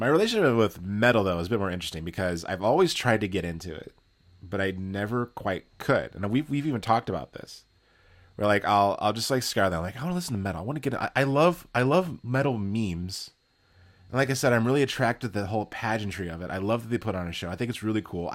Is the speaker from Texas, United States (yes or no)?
yes; Texas, United States; I come from Texas